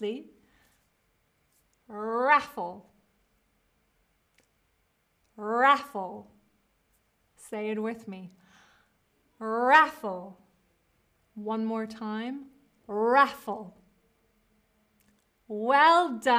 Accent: United States; accent: American; now in Berlin, Germany; I am speaking with an American accent. I'm speaking with an American accent.

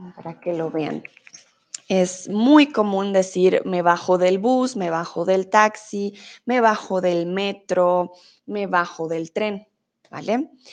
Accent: Colombia; vengo de Colombia

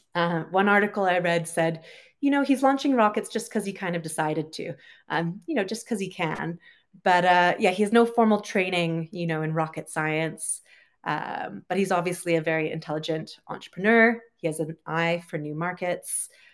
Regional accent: Canada; moved away as an adult; also born or lived in United Kingdom; I'm originally from Canada, uh, lived in the U K for a while, and currently I am traveling

